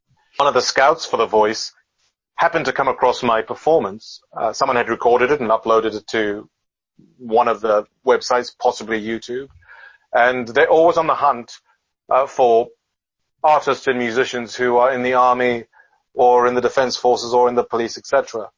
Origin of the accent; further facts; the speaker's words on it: United Kingdom; now in Adelaide, Australia; I don't know how to put this politely to British people, and I am British, by the way, but she'd come to the place where she found England a little cold and wet. So she decided she wanted to come back to Adelaide.